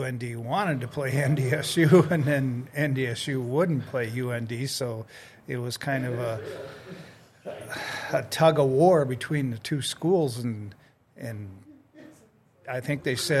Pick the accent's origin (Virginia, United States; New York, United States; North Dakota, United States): North Dakota, United States; Fargo; I grew up in Fargo